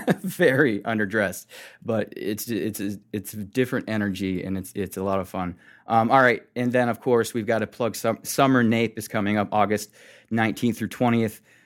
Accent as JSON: {"language": "English", "country": "United States", "said": "Being American"}